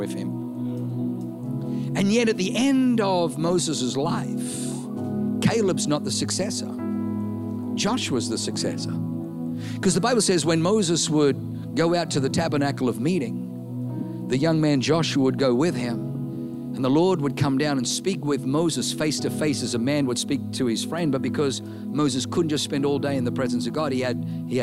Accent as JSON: {"language": "English", "country": "Australia", "accent": "Aussie", "said": "if I say it in my Aussie accent"}